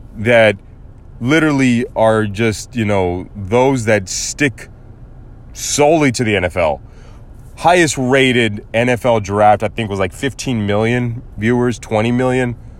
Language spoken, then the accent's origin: English; United States; I may have Mexican and German heritage, but I was born in the United States of America, and that's my country.